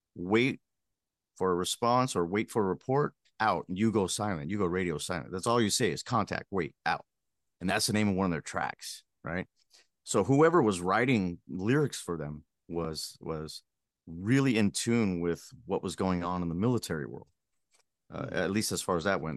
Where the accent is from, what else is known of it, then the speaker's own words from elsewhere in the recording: Pico Rivera, California, United States; growing up in Pico Rivera, California, it's a little suburb